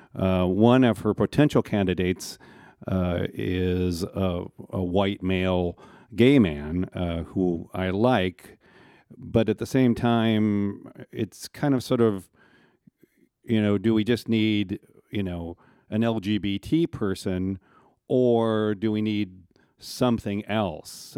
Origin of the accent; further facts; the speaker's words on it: Minneapolis, Minnesota, United States; now in San Francisco, United States; I was born in Minneapolis